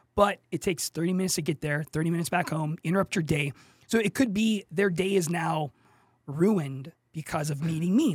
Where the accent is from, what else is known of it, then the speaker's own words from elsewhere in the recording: Pittsburgh, Pennsylvania, United States; moved away as an adult; also born or lived in South Korea; now in San Antonio, United States; I'm from Pittsburgh, P